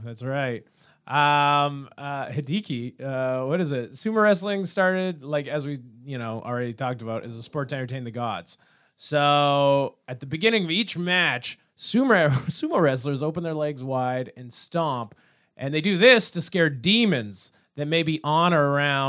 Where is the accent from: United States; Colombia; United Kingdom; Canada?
Canada; I'm Canadian.